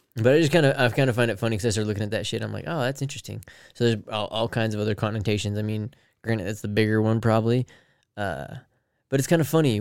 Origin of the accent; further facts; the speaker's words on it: Salt Lake City, Utah, United States; We're from Salt Lake